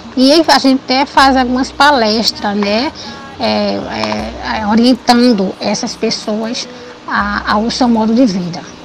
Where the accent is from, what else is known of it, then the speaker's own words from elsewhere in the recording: Recife, Pernambuco, Brazil; now in Olinda, Brazil; nasci em Recife, mas quando adolescente fui morar em Olinda até a data de hoje